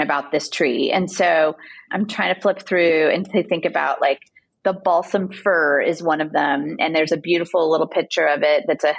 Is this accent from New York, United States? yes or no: no; Southern California, United States; I grew up in Southern California